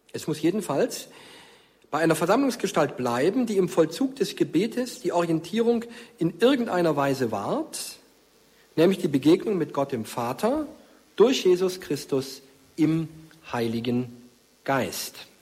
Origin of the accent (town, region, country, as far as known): Markstadt near Stuttgart, Baden-Württemberg, Germany; born or raised there; now in Fulda, Germany